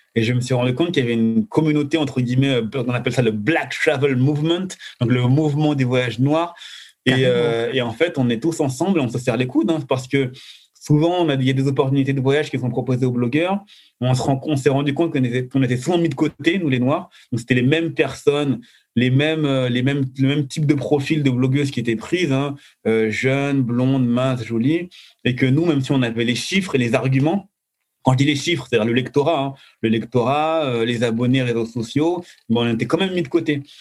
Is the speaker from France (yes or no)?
yes; France; je suis de France